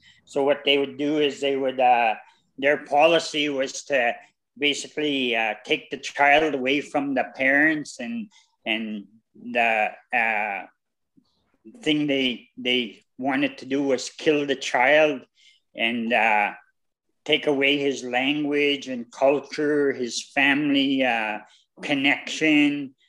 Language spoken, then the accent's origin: English; Meadow Lake, Saskatchewan, Canada; also born or lived in Flying Dust First Nation; when I was growing up in Meadow Lake. My dad made us skate. We lived on the river.